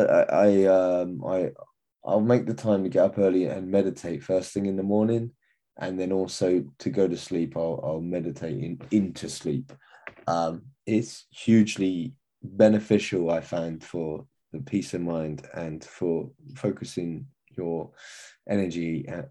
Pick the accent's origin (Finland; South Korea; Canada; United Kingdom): United Kingdom; England; as an Englishman